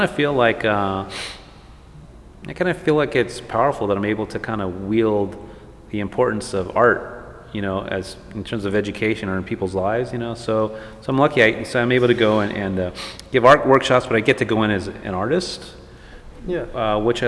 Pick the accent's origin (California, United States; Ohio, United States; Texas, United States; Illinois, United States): Texas, United States; El Paso; now in Los Angeles, United States; growing up in El Paso, and then I have family from like Marfa, Presidio area